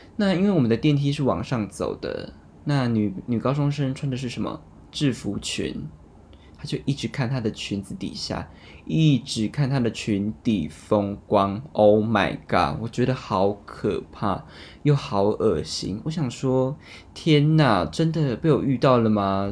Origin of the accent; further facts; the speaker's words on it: Taiwan; 我们台湾